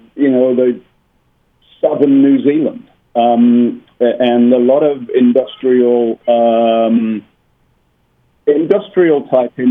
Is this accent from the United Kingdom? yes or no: yes; Birmingham, West Midlands, United Kingdom; also born or lived in near Baltimore; now in Baltimore area, United States; I grew up in Birmingham in England, which was the sort of center of the last real industrial revolution.